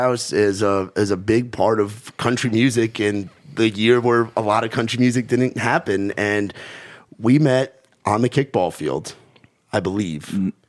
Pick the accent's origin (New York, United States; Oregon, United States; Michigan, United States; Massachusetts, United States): New York, United States; well, I'm from the North